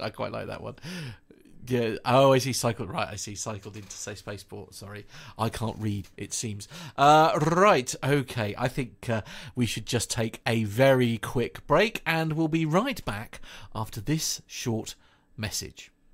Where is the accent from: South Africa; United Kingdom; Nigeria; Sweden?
United Kingdom; accent: British; my silly British accent